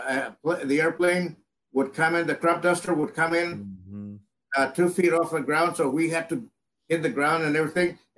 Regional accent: La Villa, Texas, United States; also born or lived in Edcouch, Texas; I was born in Edcash, Texas, down in the Rio Grande Valley. I grew up in La Villa, which is a small town

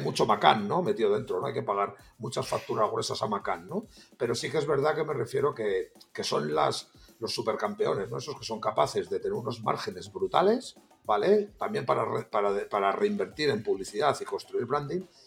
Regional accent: Salamanca, Castile and León, Spain; yo como vosotros dos soy de Salamanca

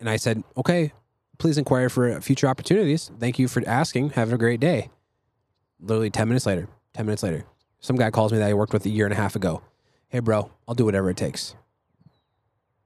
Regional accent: Prior Lake, Minnesota, United States; Prior Lake, where I'm from

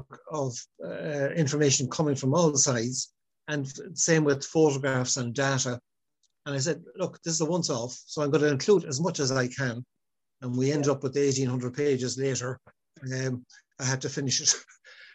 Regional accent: Longford, County Longford, Ireland; moved away as an adult; also born or lived in Galway; now in Sligo, Ireland; I grew up in Longford and one of eight children

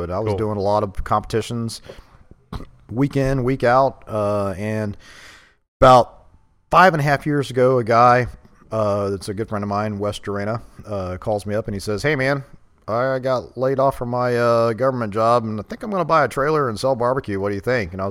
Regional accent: Katy, Texas, United States; Yeah, I mean, I grew up in Katy graduated high school, joined the army

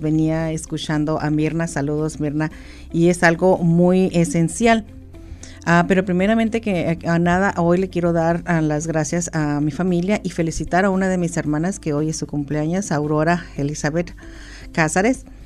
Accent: Mexico; now in United States; nosotros lo adoptamos como mexicanos, como latinos, hispanos

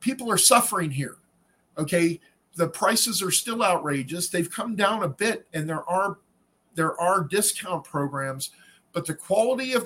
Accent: California, United States; moved away as an adult; also born or lived in San Francisco; now in Pittsburgh, United States; From California, which is where I'm from originally

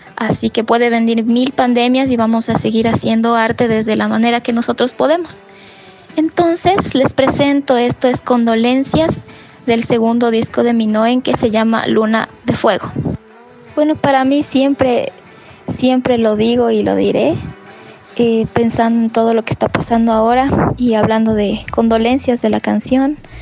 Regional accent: Ibarra, Imbabura, Ecuador; yo soy de Ibarra

